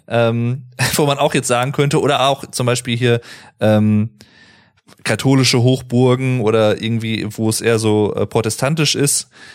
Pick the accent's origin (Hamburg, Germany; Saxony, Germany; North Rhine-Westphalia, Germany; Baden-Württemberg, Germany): North Rhine-Westphalia, Germany; also born or lived in Paderborn; ich als jemand, der halt aus gebürtig aus NRW kommt